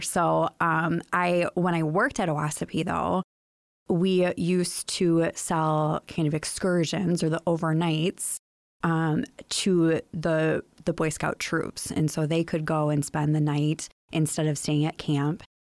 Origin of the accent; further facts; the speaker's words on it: Chicago, Illinois, United States; moved away as an adult; now in Muskegon, United States; I grew up in the Chicagoland area